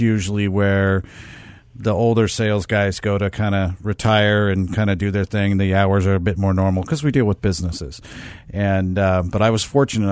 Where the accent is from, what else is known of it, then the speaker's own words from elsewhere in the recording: Seattle, Washington, United States; moved away as an adult; now in Arizona, United States; Originally from Washington State, Seattle area. Spent about 38 years there.